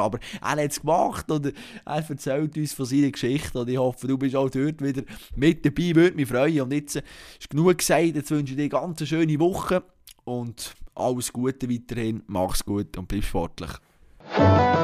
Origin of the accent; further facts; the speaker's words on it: Bern, Switzerland; als, als Berner, als, als SCB-Sympathisant